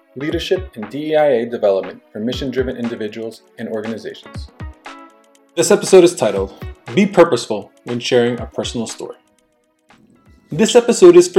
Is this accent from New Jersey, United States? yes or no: yes; Cliffside Park, New Jersey, United States; first language Spanish; English is a second language; I was born and raised in Cliffside Park, New Jersey